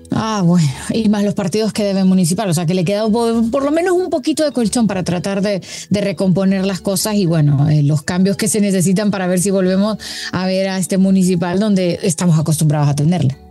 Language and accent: Spanish; Honduras; yo como hondureña